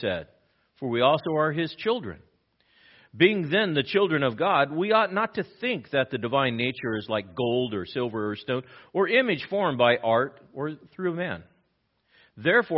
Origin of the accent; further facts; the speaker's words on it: Los Angeles, California, United States; I grew up in East L.A.